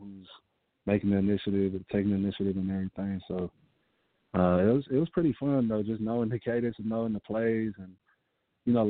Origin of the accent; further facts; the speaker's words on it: San Francisco, California, United States; I'm from the Bay. I'm from San Francisco